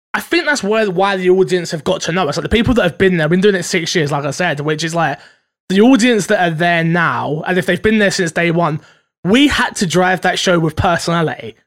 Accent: United Kingdom; I'm very British.

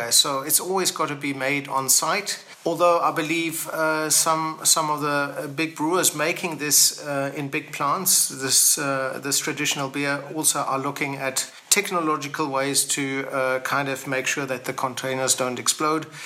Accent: South Africa; now in Brussels, Belgium; I was born in South Africa

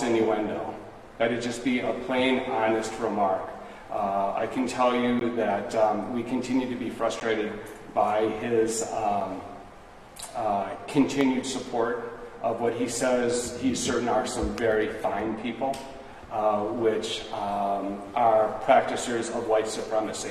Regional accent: Wisconsin, United States

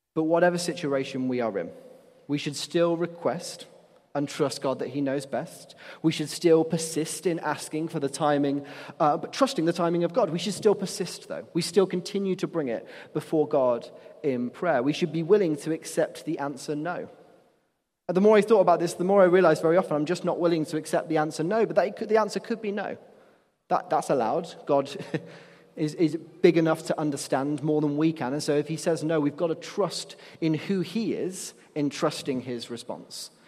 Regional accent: Nottingham, East Midlands, United Kingdom; I'm from Nottingham, and the main nightclub there is a place called Rock City

